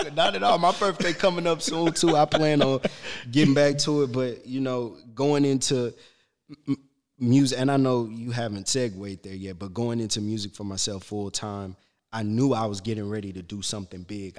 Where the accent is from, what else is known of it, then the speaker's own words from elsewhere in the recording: Shreveport, Louisiana, United States; moved away; also born or lived in Alexandria, Louisiana; raised in Shreveport. I'm, I was born in Alexandria